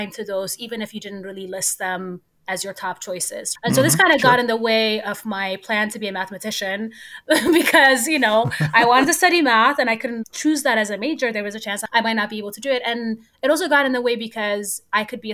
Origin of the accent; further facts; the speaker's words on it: Addis Ababa, Ethiopia; moved away as an adult; also born or lived in Cambridge, Massachusetts, United States; now in United States; I was born and raised in Ethiopia. I grew up in Addis Ababa, which is just a giant